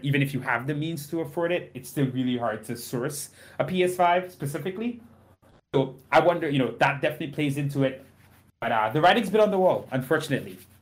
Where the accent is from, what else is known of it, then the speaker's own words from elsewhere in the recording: Trinidad & Tobago; now in United States; I grew up in Trinidad and Tobago